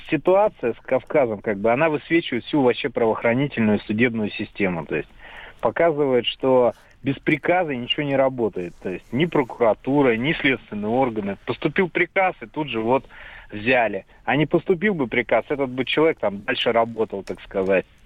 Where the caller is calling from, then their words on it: Kaliningrad, Kaliningrad Oblast, Russia; А, здравствуйте, я из Калининграда.